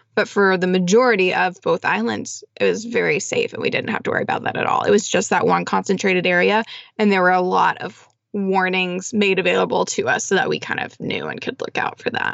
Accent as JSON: {"language": "English", "region": "Texas", "country": "United States", "tie": "born or raised there", "said": "growing up in Texas"}